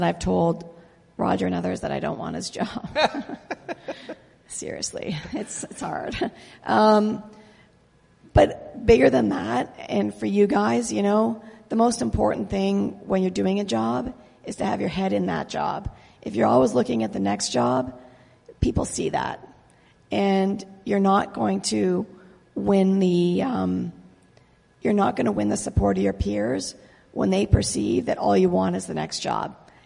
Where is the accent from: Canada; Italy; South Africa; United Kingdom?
Canada; also born or lived in Lake Ontario; now in United States; I grew up in Canada